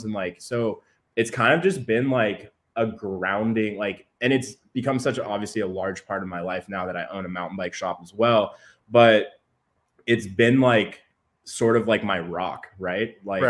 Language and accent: English; San Diego, California, United States; I'm from San Diego, so I make the hour commute every day